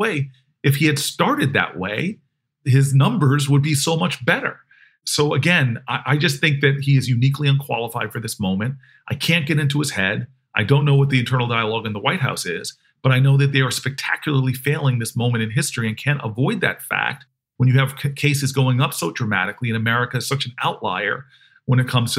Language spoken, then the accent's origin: English; New Jersey, United States; My parents had to get a white couple to pose as them to buy the house I grew up in New Jersey.